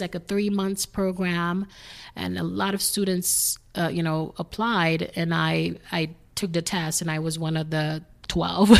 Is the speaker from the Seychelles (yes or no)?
no; Haiti; English is a second language; moved away; I am originally from Haiti, grew up there.